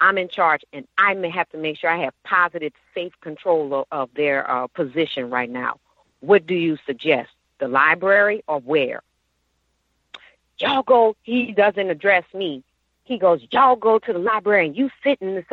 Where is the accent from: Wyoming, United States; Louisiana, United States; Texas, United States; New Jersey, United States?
Louisiana, United States; New Orleans; I'm from New Orleans